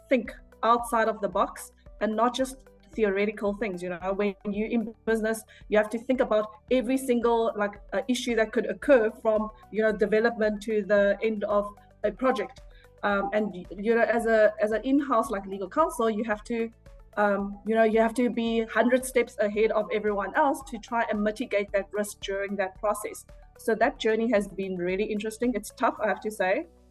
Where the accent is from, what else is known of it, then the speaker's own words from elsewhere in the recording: Port Elizabeth, Eastern Cape, South Africa; moved away as an adult; also born or lived in Taiwan / China; now in Johannesburg, South Africa; growing up in South Africa, like, you know, everything was more, you know, relaxed, slow. So I'm a PE girl, so I moved from Port Elizabeth to Johannesburg